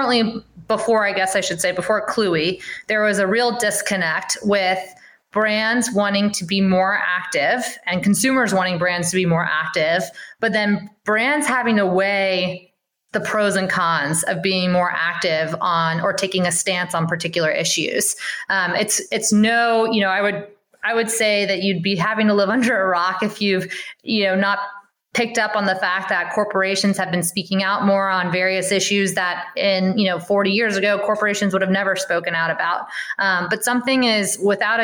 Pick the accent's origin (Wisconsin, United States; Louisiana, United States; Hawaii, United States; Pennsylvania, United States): Louisiana, United States; moved away as an adult; also born or lived in New York / San Francisco; I'm from Louisiana, but I grew up or I started my career in New York and San Francisco